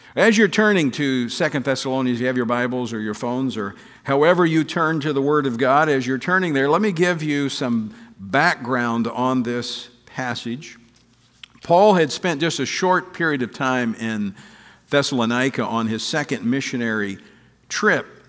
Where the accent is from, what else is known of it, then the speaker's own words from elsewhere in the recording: Louisiana, United States; my home state of Louisiana, Monroe, Louisiana